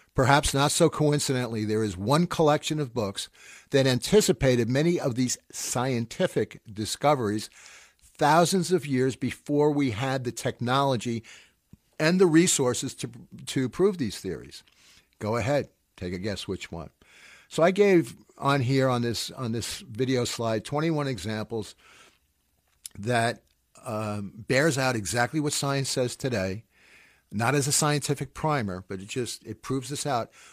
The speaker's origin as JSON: {"language": "English", "country": "United States", "lives_now": "New York, United States", "said": "I'm an American living in New York"}